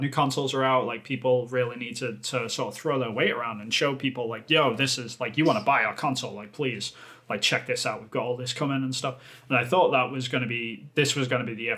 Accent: England, United Kingdom; moved away; I'm obviously from England, but I don't live there at the moment

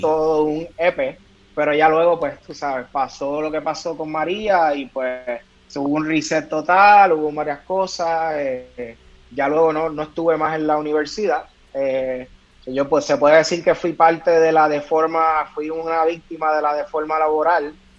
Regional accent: Caguas, Puerto Rico; yo vengo de Cagua

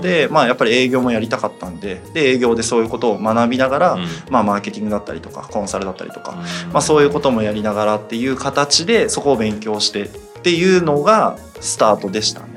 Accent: Miyagi, Japan; moved away; もともと宮城出身でっていうことで、まあ、あの大学までずっと宮城に

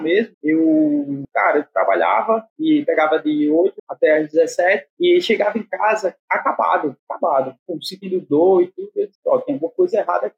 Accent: Maceió, Alagoas, Brazil; Sou de Maceió

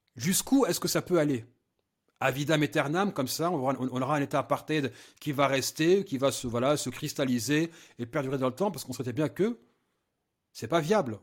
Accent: France; je suis français

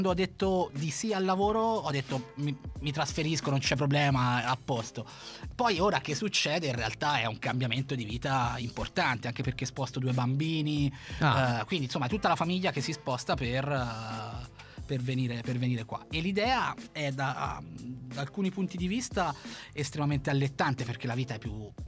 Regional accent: Cortona, Tuscany, Italy; moved away as an adult; also born or lived in Turin; now in Milan, Italy; io arrivo da un piccolo paesino della Toscana che si chiama Cortona.

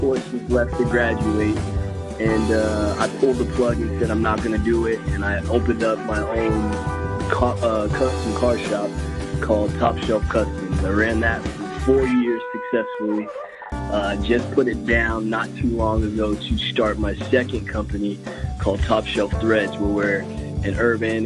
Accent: Las Vegas, Nevada, United States; I was born and raised here in Las Vegas

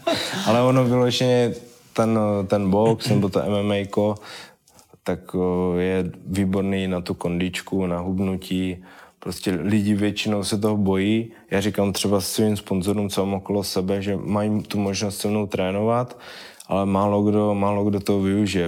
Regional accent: Vyškov, South Moravian Region, Czechia; já jsem původem z Vyškova, vlastně pořád bydlím ve Vyškově

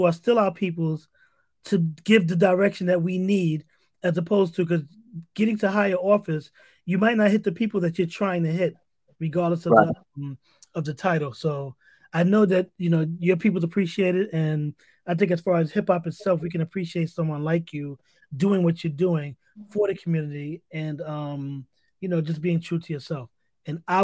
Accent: New York, United States; I grew up in New York

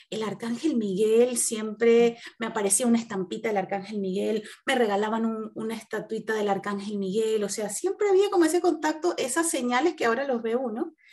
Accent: Venezuela; also born or lived in Italy; now in Chile; yo, soy venezolana, este, salí hace mm, creo que más de cinco años de mi país eh, salí primero, estuve viviendo en Europa, en Italia específicamente, y duré, ahí unos años y luego me vine a Chile por cuestiones familiares

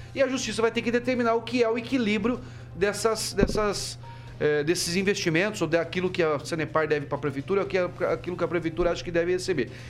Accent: Paraná, Brazil; Falo isso como paranaense, com muito orgulho

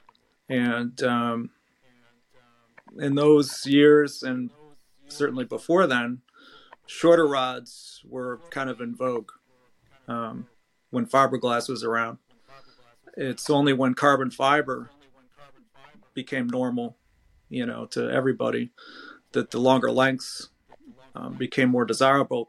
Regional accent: Norwalk, Connecticut, United States; I was born and raised in Rowayton, Connecticut

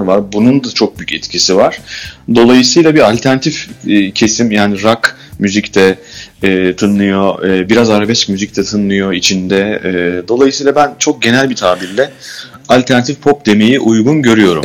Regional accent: Istanbul, Turkey; biz Bakırköy, doğma büyüme Bakırköylüyüz.

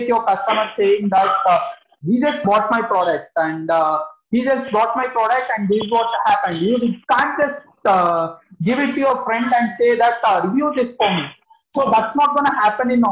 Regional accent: Mysore, Karnataka, India; I'm from Karnataka, a place called as Mysore.

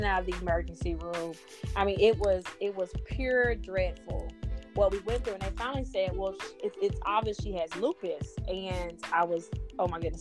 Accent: Meridian, Mississippi, United States; we grew up in Mississippi, so I have a Mississippi family

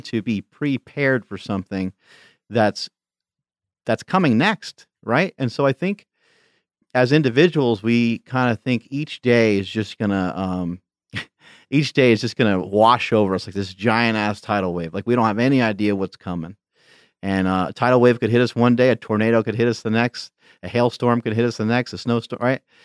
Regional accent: New York, United States; moved away; I grew up in New York

